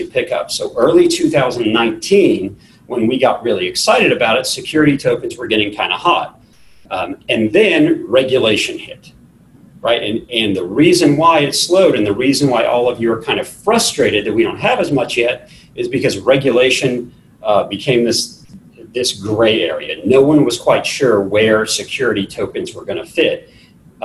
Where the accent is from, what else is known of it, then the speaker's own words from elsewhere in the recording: Texas, United States; I'm from Texas